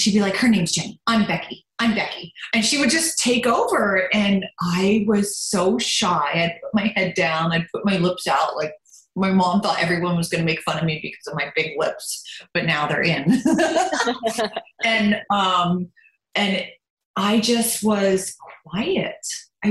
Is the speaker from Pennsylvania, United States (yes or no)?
yes; Lancaster, Pennsylvania, United States; first language German; English is a second language; also born or lived in Baltimore, Maryland / Germany; I grew up in Lancaster. I was born in Baltimore, Maryland.